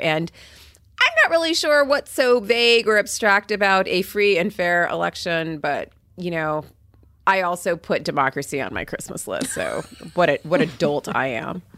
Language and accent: English; Port St. Lucie, Florida, United States; I grew up in Port Saint Lucie where there was a nuclear power plant that powered our city